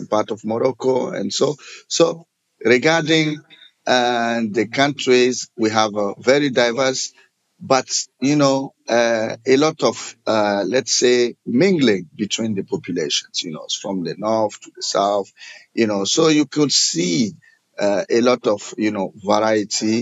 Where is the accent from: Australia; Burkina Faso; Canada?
Burkina Faso; also born or lived in Manchester, United Kingdom / Maastricht, Netherlands; I'm from Burkina Faso in West Africa.